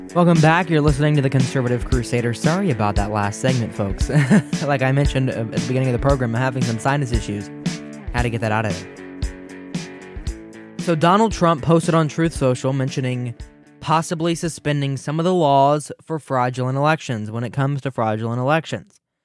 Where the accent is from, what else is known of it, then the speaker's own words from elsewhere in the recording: Ohio, United States; Ohio, my home state